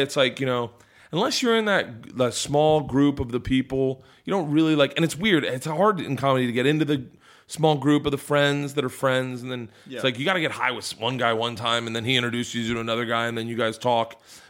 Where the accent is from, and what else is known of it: Tampa, Florida, United States